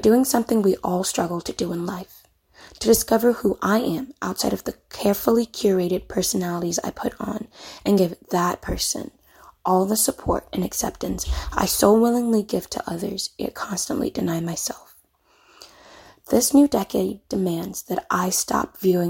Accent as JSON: {"language": "English", "country": "Ghana", "moved": "yes", "lives_now": "Mobile, United States", "said": "As a Ghanaian immigrant living in the United States"}